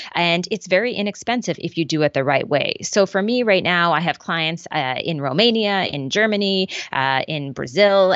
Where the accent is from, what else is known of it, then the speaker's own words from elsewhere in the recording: Prince Edward Island, Canada; I'm from Prince Edward Island